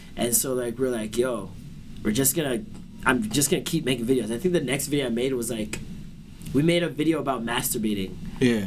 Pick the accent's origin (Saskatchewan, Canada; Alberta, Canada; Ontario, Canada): Ontario, Canada; Toronto; I was born in uh, like Vaughan Road area. Okay, yeah. I moved a lot. We moved from there, moved to Albion Road